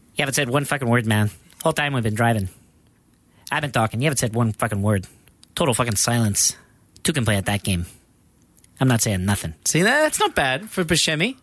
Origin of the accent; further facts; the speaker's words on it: Australia; I'm Australian